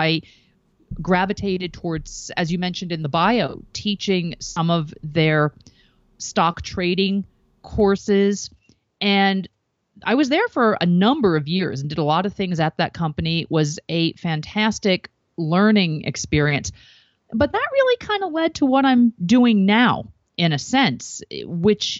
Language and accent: English; East Coast, United States; I grew up on the East Coast